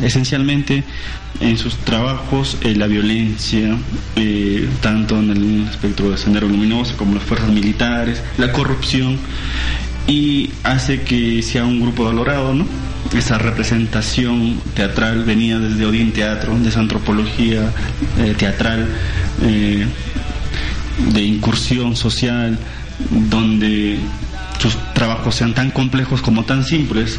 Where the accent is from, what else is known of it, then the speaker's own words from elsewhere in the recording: Peru; entendernos como nación peruana